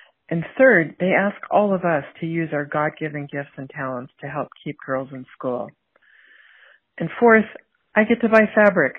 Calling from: San Jose, California, United States; I'm calling from San Jose, California.

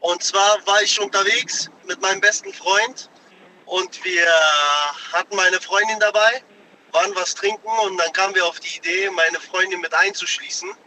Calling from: North Rhine-Westphalia, Germany; Ich komme aus der Nähe von Köln.

